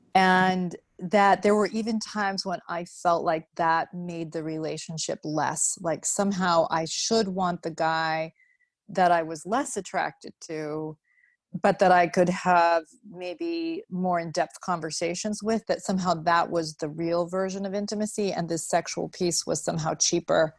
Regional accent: Vermont, United States; moved away as an adult; also born or lived in Utah; now in Chicago, United States; I grew up in Vermont

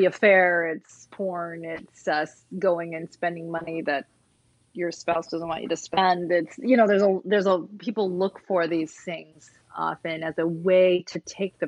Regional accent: Vermont, United States; I grew up in Vermont

